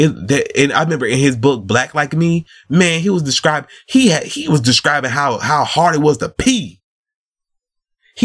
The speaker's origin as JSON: {"language": "English", "country": "United States", "tie": "born or raised there", "said": "We was born in America"}